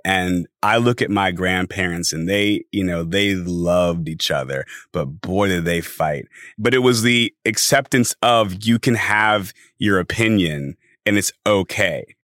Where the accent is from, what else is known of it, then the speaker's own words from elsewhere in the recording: Los Angeles, California, United States; I am from Los Angeles, born and raised